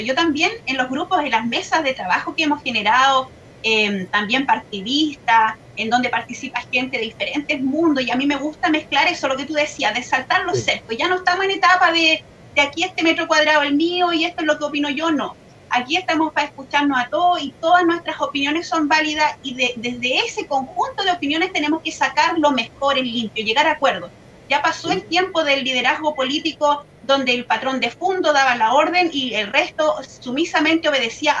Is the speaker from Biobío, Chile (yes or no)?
yes; Laja, Biobío, Chile; yo vengo de la comuna de Lasca, que es una zona de sacrificio quizás no muy nombrada, pero realmente yo creí, crecí eh, junto ¿cierto? a esta gran empresa que está en nuestra localidad